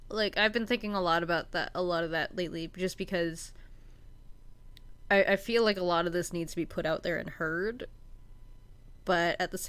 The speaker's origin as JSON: {"language": "English", "town": "Winnipeg", "region": "Manitoba", "country": "Canada", "tie": "born or raised there", "said": "I grew up in suburbia in Winnipeg"}